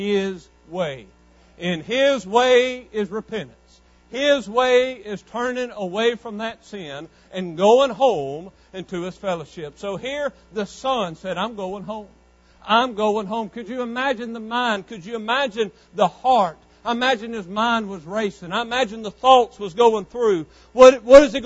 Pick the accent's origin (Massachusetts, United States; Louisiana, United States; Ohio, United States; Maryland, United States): Louisiana, United States; West Monroe; growing up in West Monroe, Louisiana, 16, 17, 18 years old